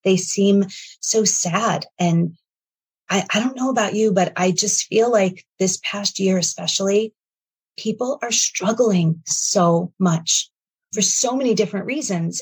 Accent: New York, United States; moved away; also born or lived in Connecticut; I'm from New York

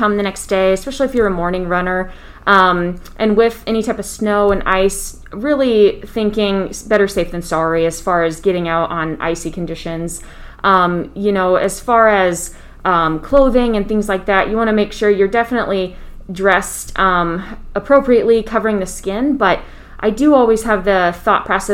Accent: Boone, Iowa, United States; also born or lived in Kirksville, Missouri / Des Moines, Iowa; I grew up in Boone, Iowa, just north of Des Moines, and did a lot of sports in our smaller community.

